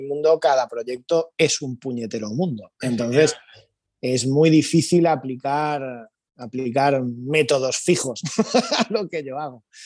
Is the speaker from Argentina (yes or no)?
no; Spain; Somos así, los españoles somos así